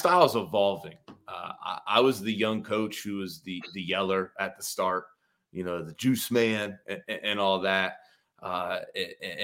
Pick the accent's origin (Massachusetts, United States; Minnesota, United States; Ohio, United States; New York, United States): Ohio, United States; Ashland; I'm from Ashland, Ohio, kind of a small town